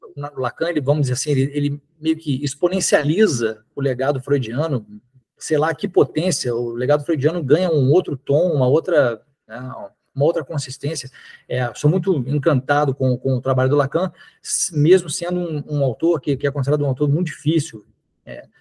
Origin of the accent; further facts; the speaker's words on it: Niterói, Rio de Janeiro, Brazil; also born or lived in Belo Horizonte, Minas Gerais; quando eu tinha cinco anos de idade. Ele foi trabalhar no Rio, mas preferiu morar em Niterói, achou Niterói mais tranquilo, então eu cresci em Niterói